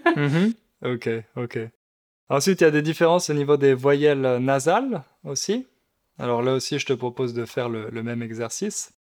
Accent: Centre region, Centre-Val de Loire, France; accent: accent de région centre; moi aussi j'ai un accent, l'accent de région centre.

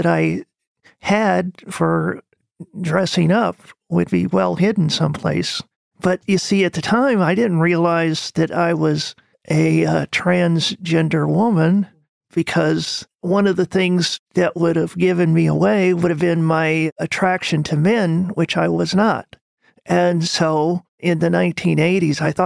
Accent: Arizona, United States; now in South Carolina, United States; Spent most of my life in Arizona

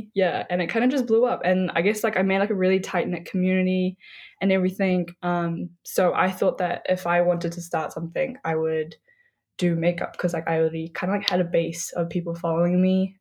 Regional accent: New Zealand; I was obviously born and raised in New Zealand, but I'm of Nepali descent.

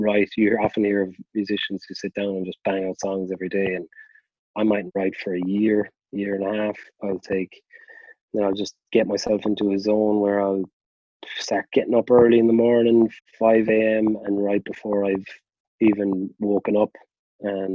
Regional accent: Limerick, Munster, Ireland; I grew up in Corbally, which is it's as the crow flies, about, you know, 500 meters, maybe a little bit more, from Thomond Park.

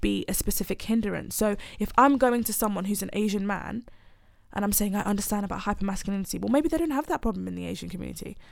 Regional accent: Nigeria; moved away; I'm planning to move back to Nigeria at some, I'm Nigerian

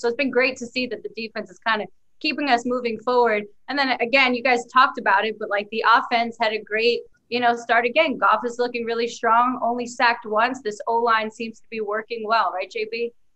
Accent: New York, United States; As a New Yorker

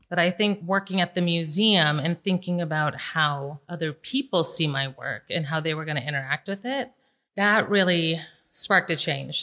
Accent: Las Vegas, Nevada, United States; I was born and raised here in Vegas

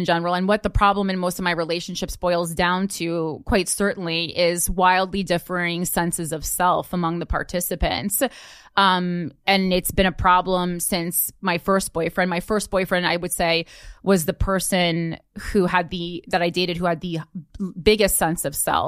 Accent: Union, New Jersey, United States; there has to be more to life than Union, New Jersey

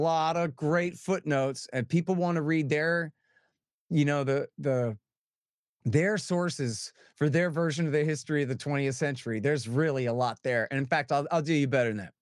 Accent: Austin, Texas, United States; I'm from Austin, where people are mostly Democrats

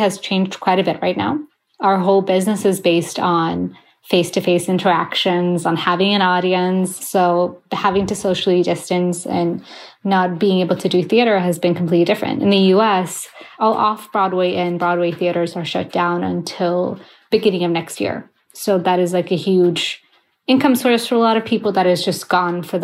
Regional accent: Sweden; moved away as an adult; also born or lived in Gothenburg, Sweden; now in New York City, United States; Both of my parents are Iraqi, and I was born and raised in Sweden

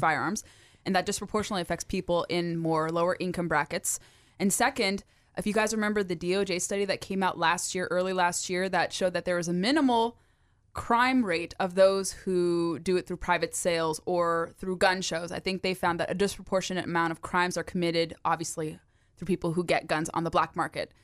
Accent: California, United States; now in Virginia, United States; my home state of California

